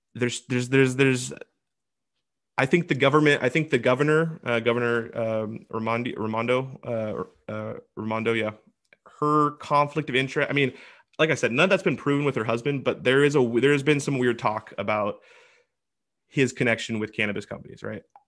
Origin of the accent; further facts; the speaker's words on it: Washington, United States; my home state, Washington